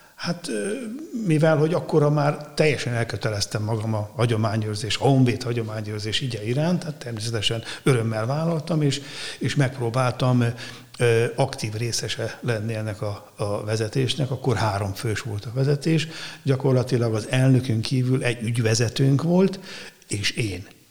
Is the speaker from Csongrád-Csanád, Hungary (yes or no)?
yes; Szeged, Csongrád-Csanád, Hungary; moved away as an adult; also born or lived in Székesfehérvár; Szegedi gyerek révén, ugye Tisza mellett nőttem fel